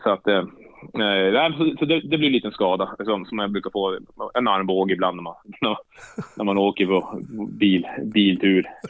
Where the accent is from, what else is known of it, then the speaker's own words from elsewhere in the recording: Jokkmokk, Norrbotten County, Sweden; moved away; also born or lived in Eskilstuna; uppvuxen i Jokkmokk